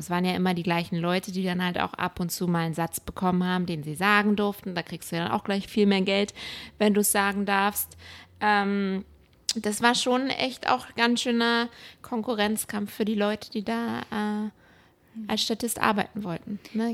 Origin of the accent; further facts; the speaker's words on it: Berlin, Germany; moved away as an adult; now in Los Angeles, United States; ich bin in Berlin groß geworden